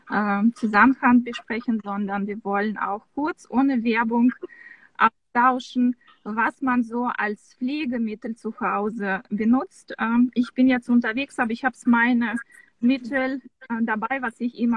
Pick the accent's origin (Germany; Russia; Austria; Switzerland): Russia; Samara, Samara Oblast; born there; also das kann man kaum, kaum glauben, aber ich bin geboren in Samara.